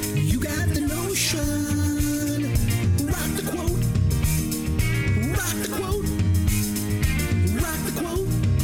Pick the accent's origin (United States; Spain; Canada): Canada; I'm Canadian